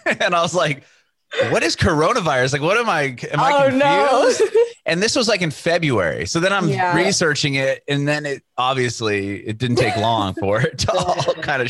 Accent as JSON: {"language": "English", "town": "San Diego", "region": "California", "country": "United States", "moved": "as an adult", "lives_now": "Nashville, United States", "said": "I'm from San Diego. My family and I just moved to Nashville, but I was in San Diego majority of the time when the pandemic happened."}